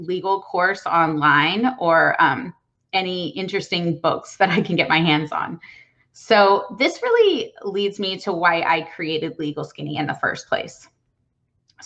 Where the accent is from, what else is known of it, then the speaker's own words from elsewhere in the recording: Texas, United States; I was born and raised in Texas, and I love it here.